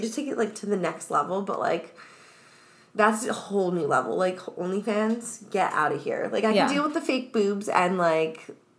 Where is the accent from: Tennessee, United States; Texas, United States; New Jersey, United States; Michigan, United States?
New Jersey, United States; obviously I'm from New Jersey